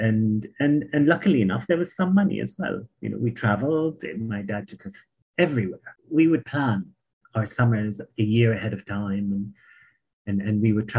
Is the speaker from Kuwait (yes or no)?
yes; Kuwait; moved away as an adult; also born or lived in Oklahoma, United States / Boston, United States; now in Amman, Jordan; I was born and raised in Kuwait